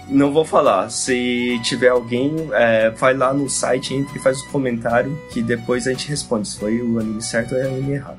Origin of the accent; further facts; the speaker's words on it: Japan; Portuguese is a second language; moved away as an adult; also born or lived in Brazil; now in São Paulo, Brazil; eu fui pequeno para lá e eu cresci lá, seria mais normal para mim falar que para mim foi normal minha infância, minha adolescência lá no Japão